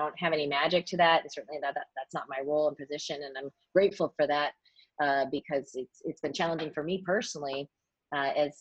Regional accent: Syracuse, New York, United States; moved away as an adult; also born or lived in Richmond, Virginia; now in New York City, United States; I grew up in Syracuse, New York

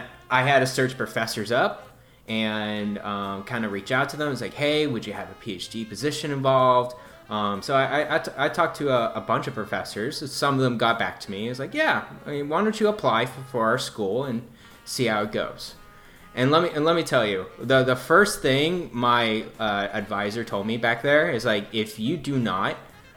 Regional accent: Dallas, Texas, United States; I'm from Dallas

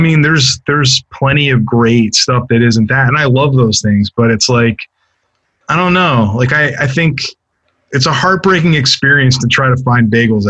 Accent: Maryland, United States; moved away; I'm from Maryland originally, but I'm from the part near DC.

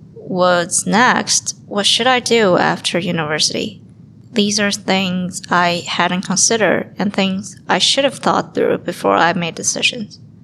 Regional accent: Beijing, China; moved away as an adult; now in Ottawa, Canada; I was attending a university in my hometown, Beijing.

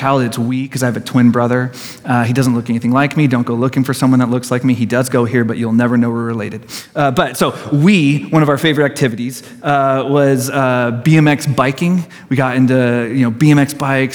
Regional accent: Poway, California, United States; I grew up in Garden Road

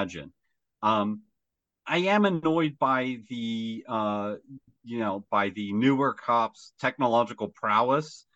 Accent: United States; I'm an American

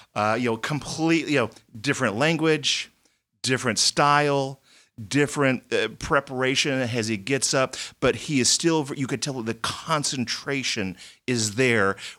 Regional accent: Texas, United States; moved away; I grew up in Texas

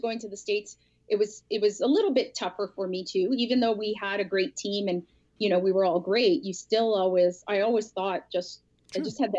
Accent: Winnipeg, Manitoba, Canada; born or raised there

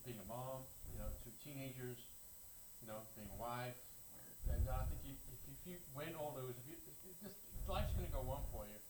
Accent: England, United Kingdom; moved away; I was born and raised in England.

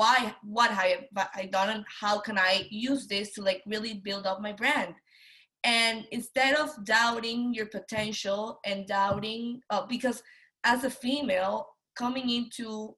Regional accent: Venezuela; moved away as an adult; now in United States; I'm a female, I'm from Venezuela

